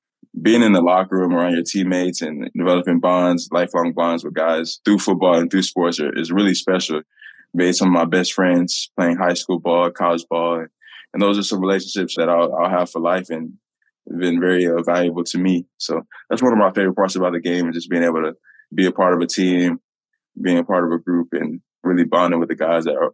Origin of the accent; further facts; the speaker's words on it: Indianapolis, Indiana, United States; to be back in my hometown